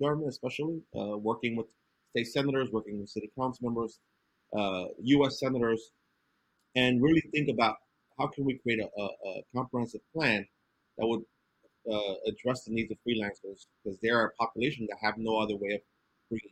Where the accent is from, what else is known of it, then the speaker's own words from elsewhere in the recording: New York City, New York, United States; I grew up in Brooklyn